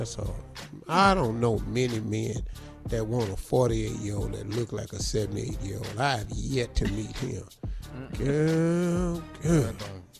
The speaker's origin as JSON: {"language": "English", "region": "West Virginia", "country": "United States", "said": "I'm from West Virginia, so I can say."}